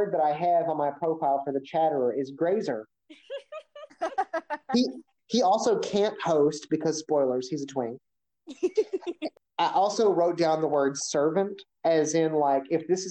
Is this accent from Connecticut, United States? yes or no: no; Kentucky, United States; I'm from Kentucky.